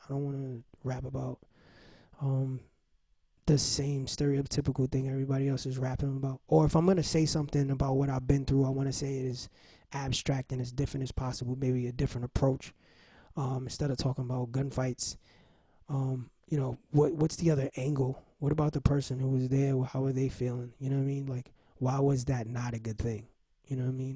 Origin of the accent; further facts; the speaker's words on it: New York City, New York, United States; I'm from Watson Avenue from the Bronx